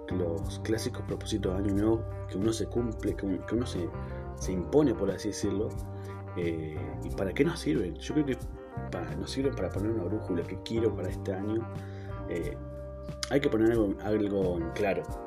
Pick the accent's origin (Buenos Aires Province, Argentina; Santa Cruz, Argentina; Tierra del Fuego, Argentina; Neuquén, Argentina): Neuquén, Argentina; en Neuquén justamente, em, que es de donde soy